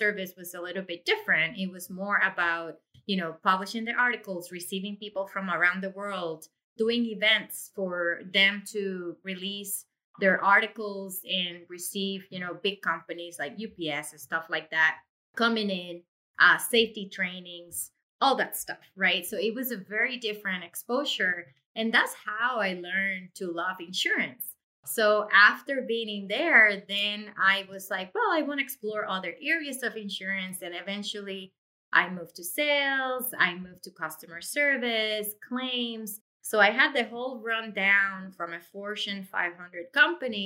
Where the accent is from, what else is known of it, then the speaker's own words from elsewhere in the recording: Puerto Rico; moved away as an adult; now in Massachusetts, United States; I was born and raised in Puerto Rico